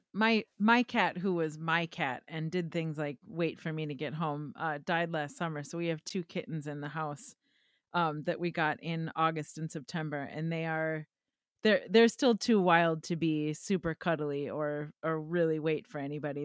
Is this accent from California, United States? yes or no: no; Wisconsin, United States; accent: Wisconsin; my Wisconsin accent